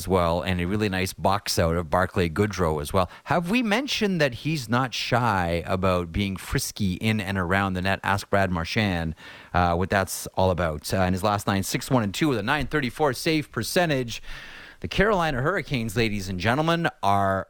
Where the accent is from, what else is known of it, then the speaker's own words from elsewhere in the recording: Toronto, Ontario, Canada; I grew up in Toronto.